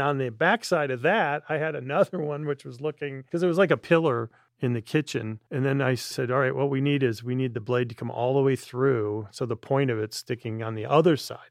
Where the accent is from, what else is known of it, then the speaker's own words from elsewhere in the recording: Midwest, United States; Jerry being Midwesterner, me being same